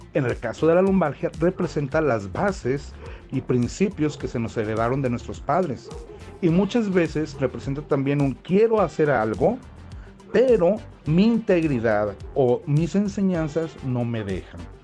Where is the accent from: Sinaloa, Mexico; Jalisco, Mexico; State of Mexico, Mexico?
Jalisco, Mexico; Tlaquepaque; soy de Guadalajara, Jalisco, de Tlaquepaque